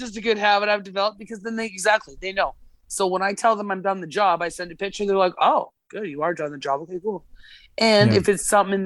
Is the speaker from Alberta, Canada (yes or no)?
yes; Alberta, Canada; now in Nova Scotia, Canada; I was born and raised in Alberta, and here I am in Nova Scotia